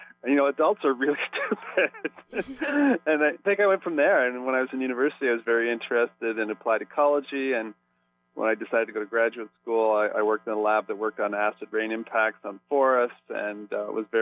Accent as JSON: {"language": "English", "area": "Bruce Peninsula", "region": "Ontario", "country": "Canada", "tie": "born or raised there", "said": "I grew up on the Bruce Peninsula, which is between Lake Huron and Georgian Bay"}